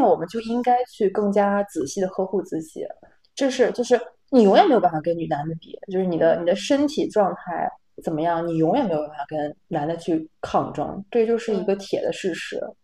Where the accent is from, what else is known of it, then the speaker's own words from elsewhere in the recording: Northeast China, China; moved away as an adult; also born or lived in Rotterdam, Netherlands; now in Amsterdam, Netherlands; 因为我是东北人，我们那边有个节目叫，呃，叶文有话要说